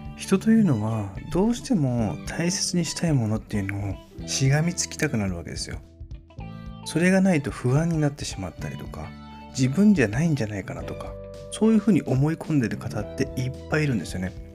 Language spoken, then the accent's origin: Japanese; Kitakyushu, Fukuoka, Japan; 私の地元の北九州